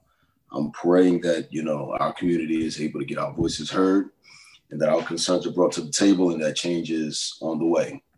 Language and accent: English; New York, United States; I'm from New York. My family lives on Long Island. Church is in Brooklyn. But I am a New York native.